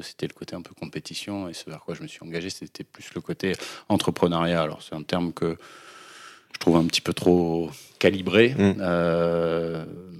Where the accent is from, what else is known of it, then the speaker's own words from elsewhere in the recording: Lyon, Auvergne-Rhône-Alpes, France; moved away as an adult; also born or lived in Bordeaux; je suis né à Lyon